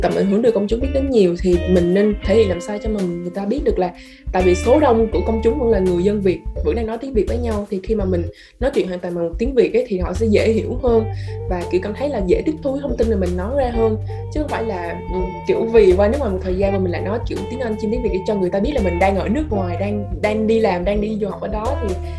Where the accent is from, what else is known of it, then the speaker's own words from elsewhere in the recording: Vietnam; first language Vietnamese; sinh ra ở việt nam mà muốn nói chuyện lớn lên cũng nói bằng tiếng việt nam nè tiếng mẹ đẻ